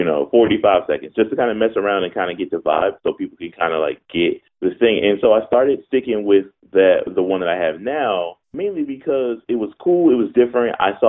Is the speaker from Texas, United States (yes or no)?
no; Philadelphia, Pennsylvania, United States; I was born and raised in Philadelphia